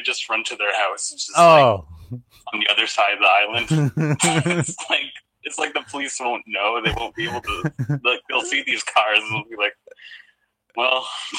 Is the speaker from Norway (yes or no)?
no; Canada; And I'm Canadian.